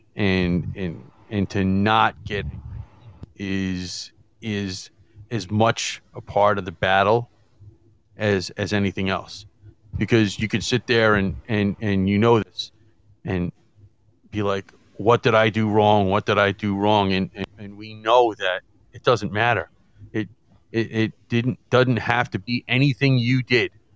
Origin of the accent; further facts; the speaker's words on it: New York City, New York, United States; I grew up here in New York and mostly in in in, in Queens